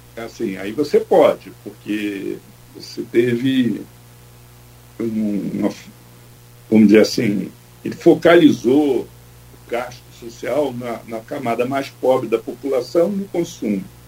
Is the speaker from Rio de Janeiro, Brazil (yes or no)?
yes; Rio de Janeiro, Brazil; accent: carioca; also born or lived in São Paulo; Eu sou paulista. Tenho sotaque de carioca, porque eu fui criado no Engenho Novo, no subúrbio do Rio de Janeiro, mas eu sou paulista